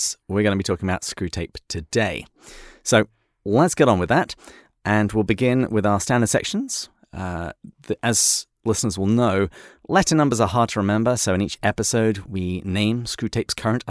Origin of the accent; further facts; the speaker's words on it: England, United Kingdom; And even though I'm English, I agree with him entirely.